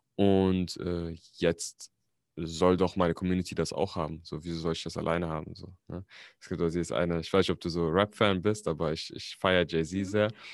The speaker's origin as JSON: {"language": "German", "region": "Berlin", "country": "Germany", "tie": "born or raised there", "also_born_or_lived": "Frankfurt am Main", "said": "ich bin tatsächlich nicht gebürtiger Berliner, aber ich bin hier aufgewachsen. Also ich bin Berliner, ich bin aber in Frankfurt am Main geboren."}